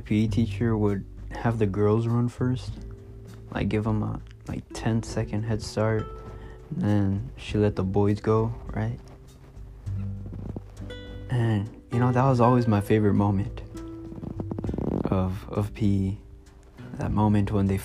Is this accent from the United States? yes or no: yes; California, United States; I'm from California